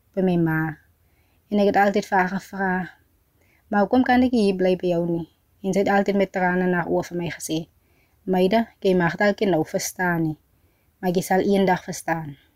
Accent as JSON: {"language": "Afrikaans", "town": "Oudtshoorn", "region": "Western Cape", "country": "South Africa", "tie": "born or raised there", "also_born_or_lived": "Free State", "said": "Ek is 'n 23-jarige van Bialdrag. Dis 'n plaas net so buite Oudtshoorn"}